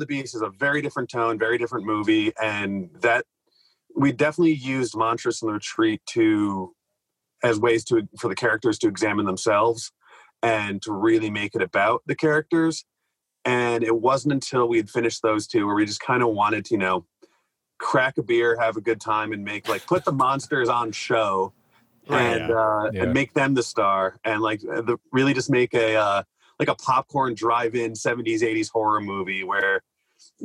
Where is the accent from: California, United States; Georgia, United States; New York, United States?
New York, United States; the Adirondacks; I grew up around the Adirondacks